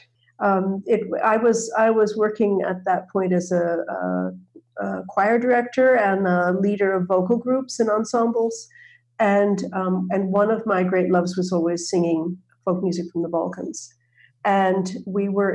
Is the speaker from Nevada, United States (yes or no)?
no; outside of New York, United States; I grew up outside of New York in a cooperative community, interracial, interreligious living community